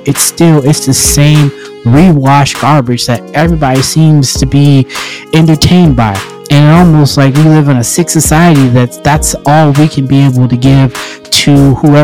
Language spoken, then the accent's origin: English; Monessen, Donora and Greensburg, Pennsylvania, United States; I grew up in Manassas, Pennsylvania. I grew up in Denora, Pennsylvania. I grew up in Greensburg, Pennsylvania